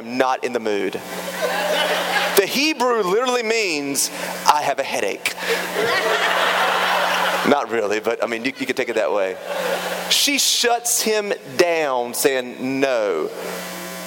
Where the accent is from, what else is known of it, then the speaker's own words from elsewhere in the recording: Raleigh, North Carolina, United States; moved away; I grew up in Raleigh